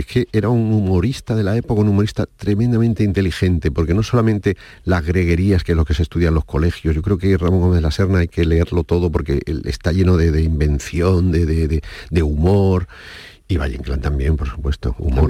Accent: Casablanca, Casablanca-Settat, Morocco; moved away as an adult; also born or lived in Seville, Spain; now in Spain; Yo cuando llegué de, Marruecos, de Casablanca, a la primera ciudad que fui, fui a Sevilla a estudiar Bellas Artes

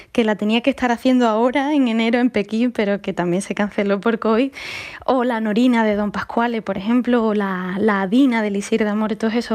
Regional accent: Seville, Andalusia, Spain; soy muy de Sevilla, mi familia es muy sevillana, con todas sus consecuencias.

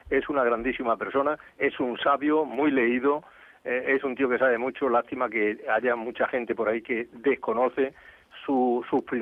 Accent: Andalusia, Spain; now in Catalonia, Spain; porque tengo dos tierras que quiero, eh, Andalucía y Cataluña. Son dos tierras y no sabría decir, a ver, ¿de, de qué me separo?

